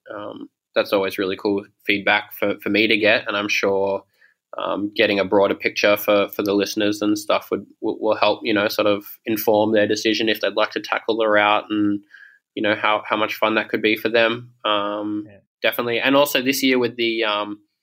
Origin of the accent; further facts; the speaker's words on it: Sydney, New South Wales, Australia; moved away as an adult; also born or lived in Toronto, Canada; now in Melbourne, Australia; I grew up in Sydney, and then when I was 18 or 19, I moved to Canada, and I lived in Toronto